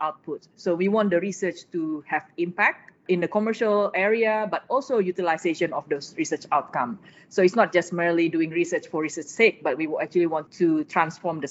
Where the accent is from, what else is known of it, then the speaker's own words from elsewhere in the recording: Jakarta, Indonesia; moved away; my childhood in Indonesia, we grew up in Jakarta. So that's the capital of Indonesia.